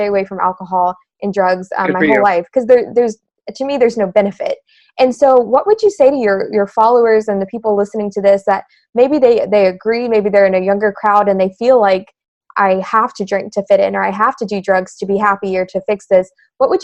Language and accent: English; United States; as an American myself